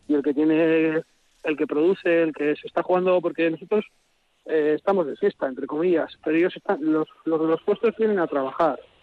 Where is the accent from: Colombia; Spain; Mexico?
Spain; Amurrio, Basque Country; born or raised there